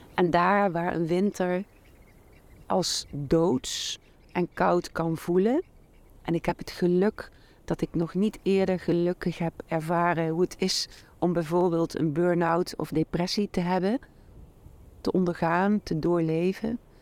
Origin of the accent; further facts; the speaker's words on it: Doornenburg, Gelderland, Netherlands; een heel mooi klein schooltje in mijn geboortedorp Doornenburg